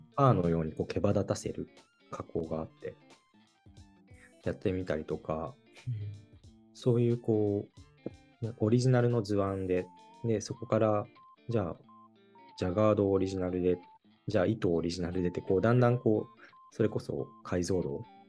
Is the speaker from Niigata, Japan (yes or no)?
yes; Niigata, Japan; 生まれ育った新潟の原風景